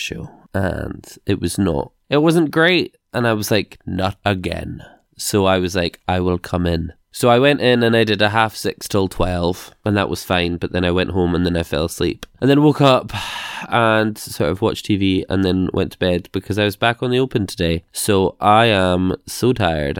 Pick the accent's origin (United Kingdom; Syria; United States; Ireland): United Kingdom; We're British